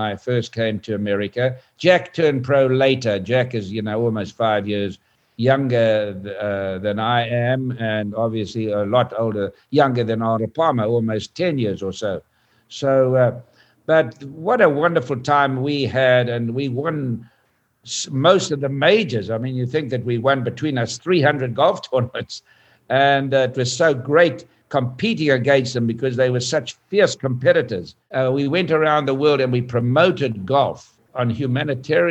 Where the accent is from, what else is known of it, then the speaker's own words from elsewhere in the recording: South Africa; I was from South Africa